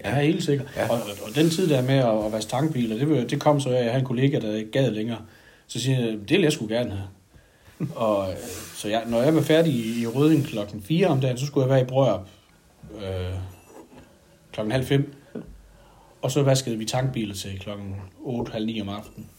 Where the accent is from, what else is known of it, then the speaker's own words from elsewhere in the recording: Sønder Hygum, Southern Denmark, Denmark; Jeg stammer oprindeligt fra Sønderhygum øh, i gammel, øh, en Røden Kommune. Nu er det så Vejen Kommune.